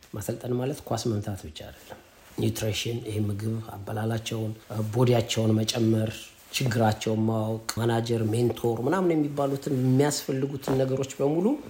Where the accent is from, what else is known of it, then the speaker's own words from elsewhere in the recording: Addis Ababa, Ethiopia; ተወልጄ ያደግኩት ቀበና አካባቢ ነው